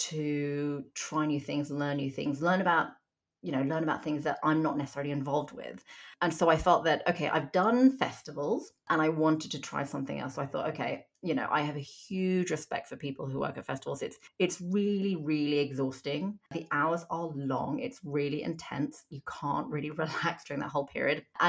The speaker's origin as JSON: {"language": "English", "country": "Hong Kong", "tie": "born or raised there", "also_born_or_lived": "South Korea", "moved": "yes", "lives_now": "United Kingdom", "said": "I was born in Hong Kong and I lived there and Korea for most of my childhood"}